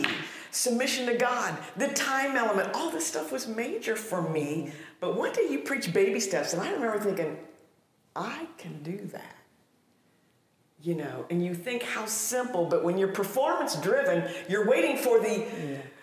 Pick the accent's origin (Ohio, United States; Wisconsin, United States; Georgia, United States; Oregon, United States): Ohio, United States; I came out of a cookie cutter mold out of the Midwest of Ohio.